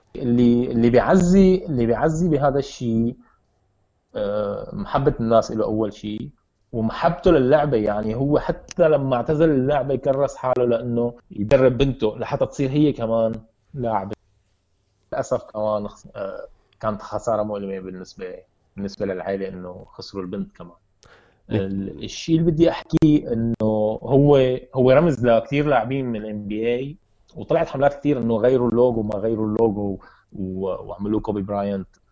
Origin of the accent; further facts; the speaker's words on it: Syria; عندنا بسوريا